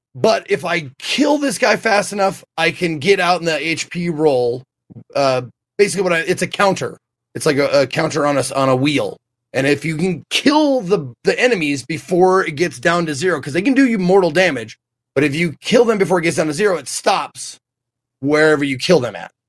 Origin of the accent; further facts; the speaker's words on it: Montana, United States; I'm a kid from Montana, not a lot of cultural influence